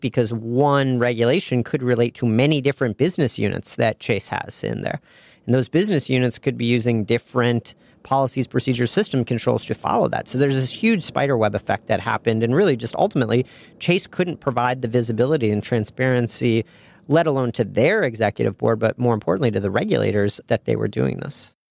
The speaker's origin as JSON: {"language": "English", "town": "Ann Arbor", "region": "Michigan", "country": "United States", "tie": "born or raised there", "also_born_or_lived": "Indiana / Chicago", "moved": "as an adult", "said": "I was a Midwest guy. I grew up in Ann Arbor, Michigan"}